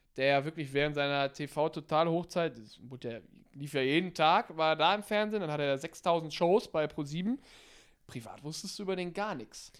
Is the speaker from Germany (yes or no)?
yes; North Rhine-Westphalia, Germany; von mir zu Hause, wo ich herkomme, aus hier Ostwestfalen da oben